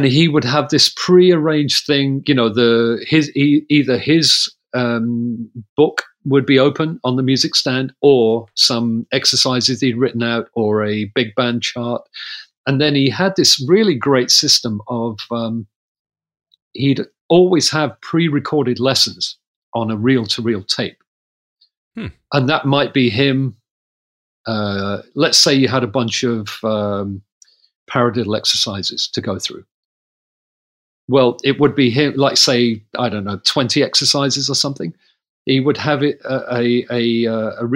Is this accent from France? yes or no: no; Coventry, West Midlands, United Kingdom; I was from Coventry